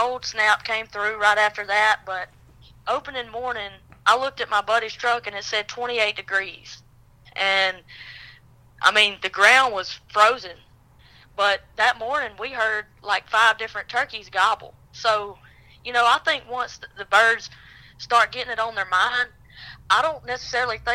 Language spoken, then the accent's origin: English; Reform, Alabama, United States; I'm from North Pickens, a small town called Reform, Alabama. And I've hunted here all my life. I was born and raised here.